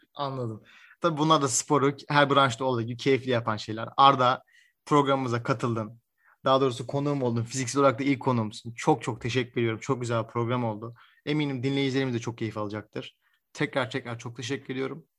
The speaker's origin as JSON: {"language": "Turkish", "country": "Turkey", "said": "ben Türk olarak"}